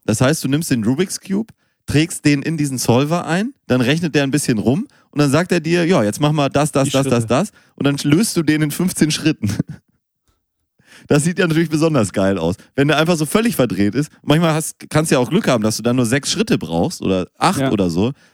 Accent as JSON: {"language": "German", "town": "Münster", "region": "North Rhine-Westphalia", "country": "Germany", "tie": "born or raised there", "moved": "yes", "lives_now": "Hamburg, Germany", "said": "ich bin auch in Münster geboren"}